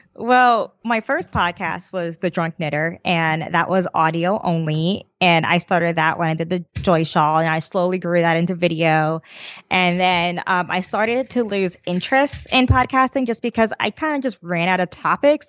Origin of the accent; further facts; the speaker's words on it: New Jersey, United States; I grew up in New Jersey